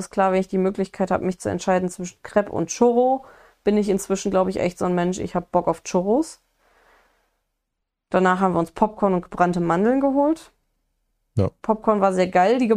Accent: Wenden, North Rhine-Westphalia, Germany; bei uns äh, Wendner Kirmes also da, wo ich bei uns so, kann ich eigentlich gar nicht mehr sagen, da wo ich aufgewachsen bin

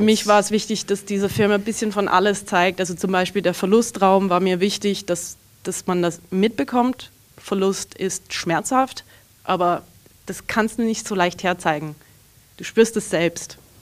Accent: Canada; also born or lived in Southern Burgenland, Austria; now in Austria; ich bin in Kanada aufgewachsen, meine ganze Familie kommt aus einem kleinen Dorf in Südburgenland, Österreich

